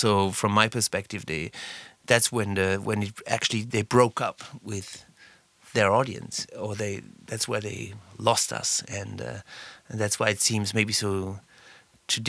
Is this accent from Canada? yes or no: no; Southern Germany, Germany; English is a second language; moved away as an adult; now in Berlin, Germany; I was raised in South Germany